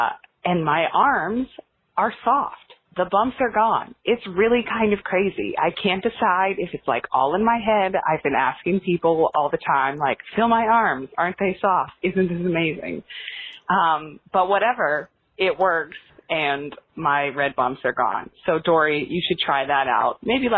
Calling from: New York City, New York, United States; I'm calling from Brooklyn.

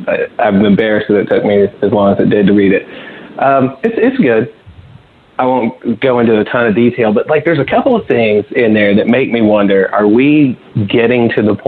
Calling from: St. Louis, Missouri, United States; What's up, guys? It's … in St. Louis.

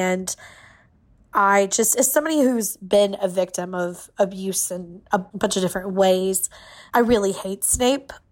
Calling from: Atlanta, Georgia, United States; from Atlanta, Georgia.

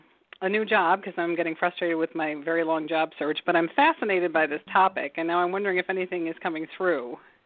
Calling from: Michigan, United States; I'm calling in from Michigan.

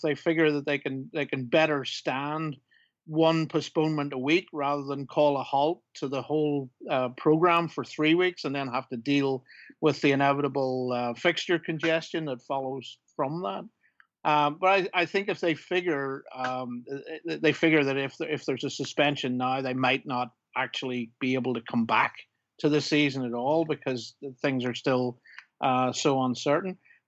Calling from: Belfast, Northern Ireland, United Kingdom; also born or lived in New York; I'm calling in from Belfast.

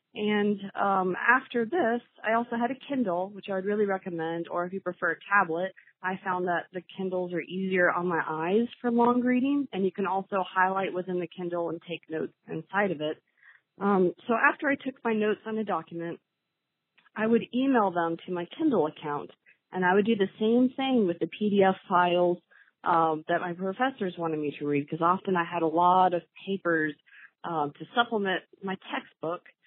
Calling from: Columbus, Ohio, United States; I'm calling from Columbus, Ohio

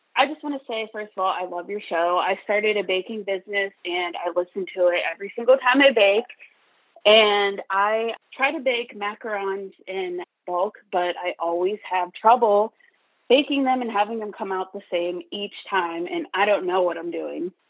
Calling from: Pittsburgh, Pennsylvania, United States; I'm calling from Pittsburgh, Pennsylvania.

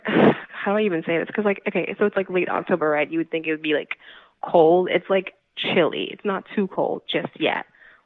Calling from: Washington, District of Columbia, United States; Me, I'm calling from Washington, D.C.

